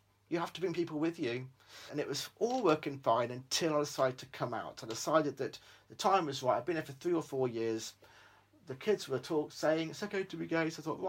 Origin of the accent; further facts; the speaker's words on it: Australia; born there; I said, I was born in Australia. I've got 7 sisters.